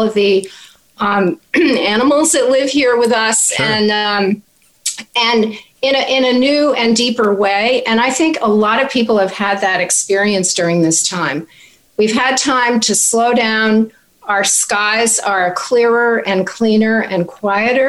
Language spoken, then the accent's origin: English; Vermont, United States; now in Washington, D.C., United States; I am also a country girl. I grew up in Vermont.